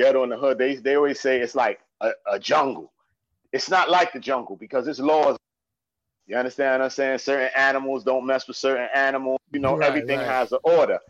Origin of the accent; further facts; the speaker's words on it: New York City, New York, United States; I was from the East New York